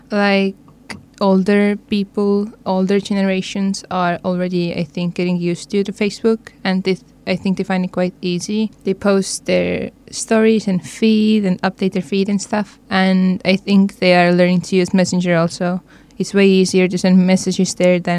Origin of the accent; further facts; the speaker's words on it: Estonia; I'm from Estonia, and I'm 20 years old.